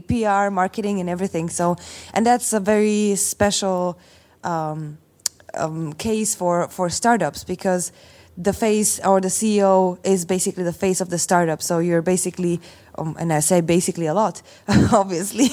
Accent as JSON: {"language": "English", "country": "Slovakia", "said": "I come from Slovakia"}